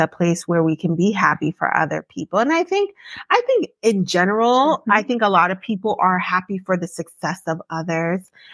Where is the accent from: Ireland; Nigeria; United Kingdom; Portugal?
Nigeria; Yorubaland; as a Nigerian, I'm going to say specifically Yoruba woman because I can't talk about every tribe. Mm-hmm. But as a Yoruba person who grew up in a Yoruba household